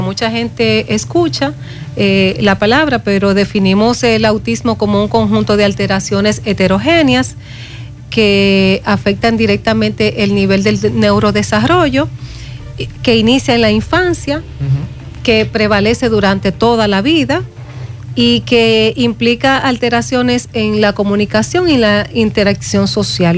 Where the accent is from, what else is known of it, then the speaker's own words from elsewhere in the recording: Dominican Republic; como dominicana